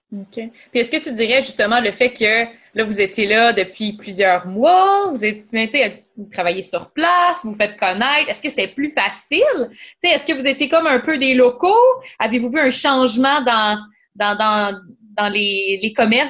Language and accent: French; Quebec, Canada; en tant que Québécois